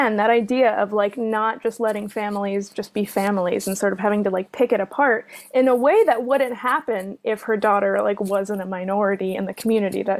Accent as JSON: {"language": "English", "town": "Valparaiso", "region": "Indiana", "country": "United States", "tie": "born or raised there", "said": "I grew up in Valparaiso"}